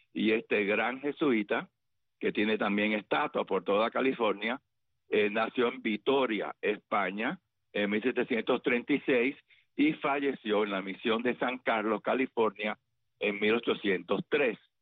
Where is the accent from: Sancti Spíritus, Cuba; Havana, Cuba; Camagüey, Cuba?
Camagüey, Cuba; la ciudad donde yo nací, Camagüey